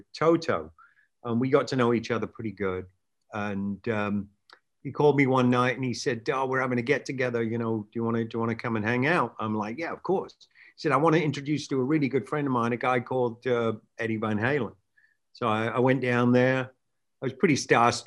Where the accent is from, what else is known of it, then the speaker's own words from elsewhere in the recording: England, United Kingdom; moved away as an adult; now in California, United States; England, where I grew up